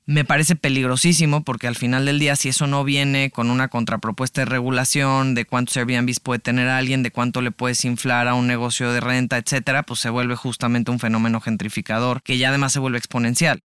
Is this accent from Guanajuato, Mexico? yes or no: yes; San Miguel de Allende, Guanajuato, Mexico; now in Mexico City, Mexico; yo soy de San Miguel de Allende, Guanajuato